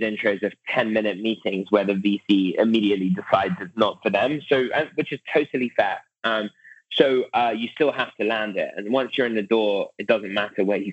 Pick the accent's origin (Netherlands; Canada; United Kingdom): United Kingdom; moved away as an adult; now in Silicon Valley, United States; as a British person moving to Silicon Valley in 2012